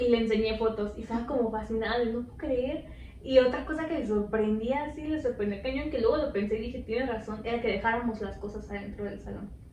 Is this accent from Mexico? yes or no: yes; Mexico; yo soy de México